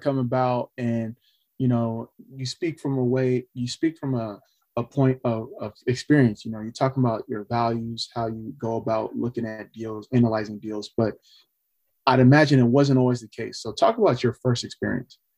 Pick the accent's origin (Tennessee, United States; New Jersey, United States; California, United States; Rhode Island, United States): California, United States; also born or lived in Austin, Texas; I'm from California